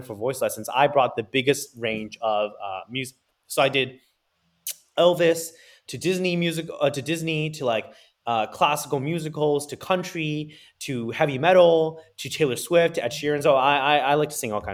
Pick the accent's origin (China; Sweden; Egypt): China; Shanghai; also born or lived in New York, United States; now in San Francisco, United States; I grew up in China